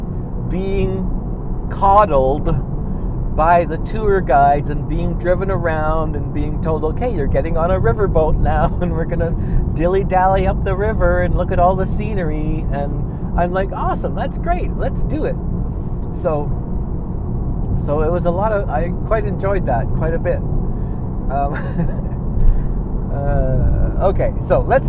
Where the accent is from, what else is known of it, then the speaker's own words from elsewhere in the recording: Canada; we're all idiots from Canada.